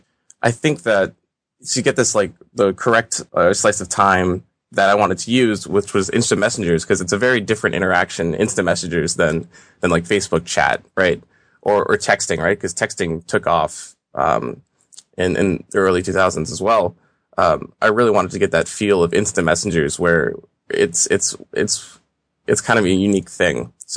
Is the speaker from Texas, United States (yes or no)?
no; Boston, Massachusetts, United States; I'm from Boston.